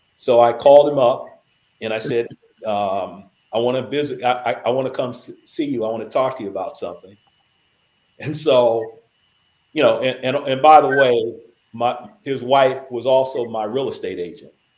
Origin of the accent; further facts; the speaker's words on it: Los Angeles, California, United States; I grew up in South Central